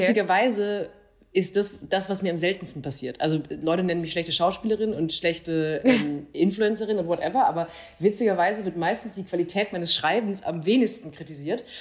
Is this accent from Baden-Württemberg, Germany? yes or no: yes; Baden-Württemberg, Germany; also born or lived in Freiburg; Ich bin in Baden groß geworden